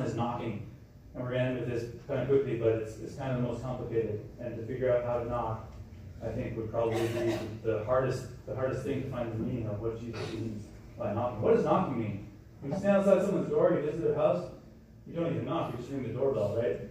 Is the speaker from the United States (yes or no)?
no; Canada; moved away; I'm from Canada, so everyone played hockey